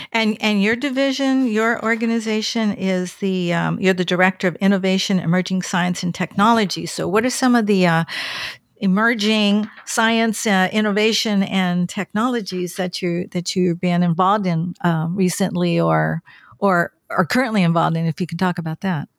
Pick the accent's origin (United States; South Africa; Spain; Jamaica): United States; California; moved away as an adult; also born or lived in Bakersfield; now in Washington, D.C., United States; I'm from California and, um, I grew up along the coast